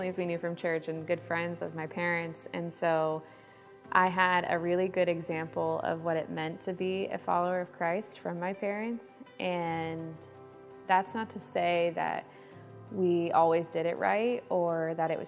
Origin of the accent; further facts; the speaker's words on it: Granby, Connecticut, United States; I was born in Connecticut, and I was raised in Granby with my two older brothers